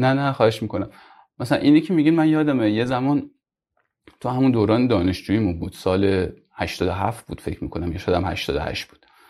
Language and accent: Persian; Mashhad, Razavi Khorasan, Iran; moved away as an adult; also born or lived in Kerman / Yazd / Tehran; من اصلیتم مشهدی هستم یعنی مشهد به دنیا اومدم همونجا بزرگ شدم